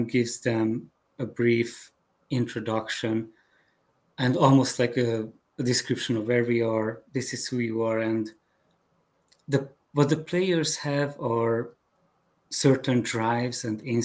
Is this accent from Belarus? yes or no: no; Hungary; English is a second language; moved away as an adult; also born or lived in Chicago, United States; now in United States; When I was growing up in Hungary